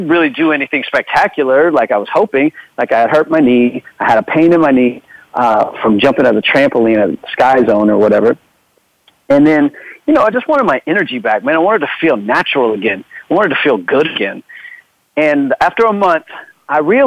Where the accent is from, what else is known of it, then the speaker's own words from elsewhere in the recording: Florida, United States; moved away; also born or lived in Los Angeles / Germany; I'm from Florida, lived in L.A.